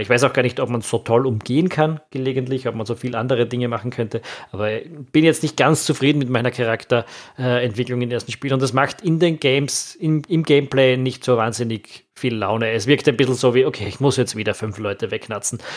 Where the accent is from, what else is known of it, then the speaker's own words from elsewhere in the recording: Austria; also born or lived in Vienna; als Österreicher